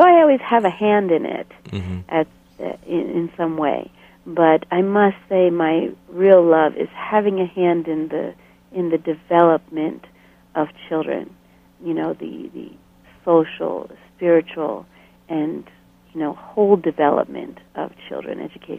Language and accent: English; Bolivia; I had almost done so much of my growing up in Bolivia, you know, mm-hmm. far away.